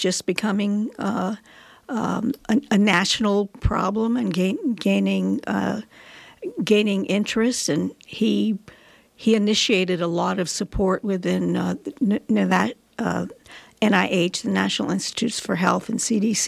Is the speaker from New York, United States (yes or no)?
no; San Francisco, California, United States; also born or lived in Washington, D.C. / Las Vegas; now in Nevada County, California, United States; I grew up in San Francisco